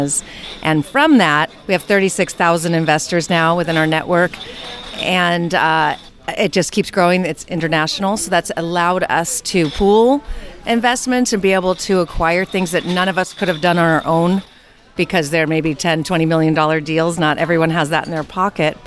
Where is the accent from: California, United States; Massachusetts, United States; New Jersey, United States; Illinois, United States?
California, United States; born and raised in California